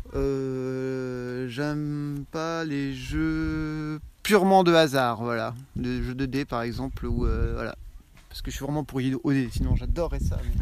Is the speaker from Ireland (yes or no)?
no; Poitiers, Nouvelle-Aquitaine, France; je viens de Poitiers